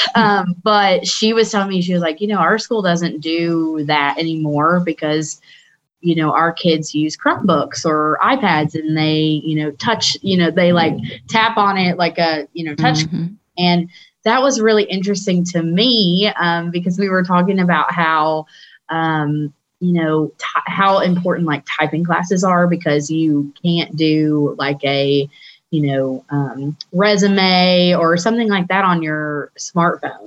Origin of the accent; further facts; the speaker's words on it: Tennessee, United States; moved away as an adult; also born or lived in Washington, D.C.; it's great to be home and and back in Tennessee